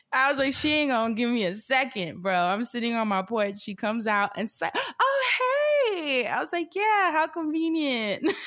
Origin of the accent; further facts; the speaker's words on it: New York City, New York, United States; moved away; being a New Yorker because we are prickly people.